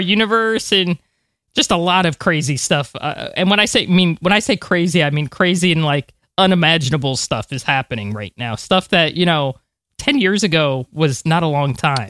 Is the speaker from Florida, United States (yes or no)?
yes; Florida, United States; I'm from Florida.